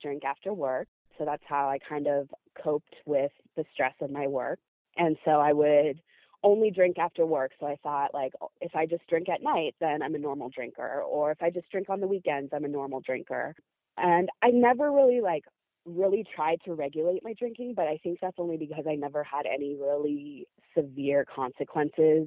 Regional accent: San Francisco, California, United States; I was born and raised in San Francisco.

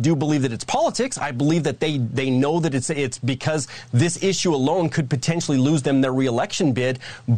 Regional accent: Arizona, United States; my home state of Arizona, where I patrol the border.

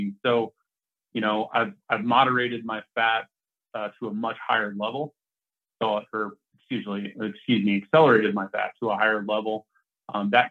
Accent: Oregon, United States; now in Colorado, United States; I was back in my hometown in Oregon last week

